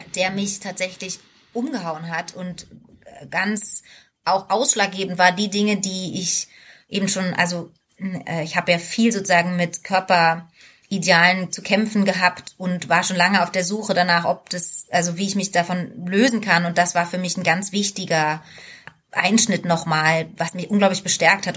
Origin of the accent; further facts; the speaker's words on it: East Germany, Germany; Ich komme ja aus dem Osten